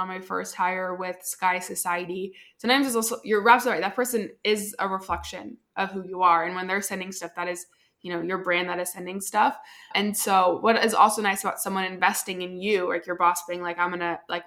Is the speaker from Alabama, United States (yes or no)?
no; Southern California, United States; now in Austin, United States; I'm from Southern California. I'm a little bit more south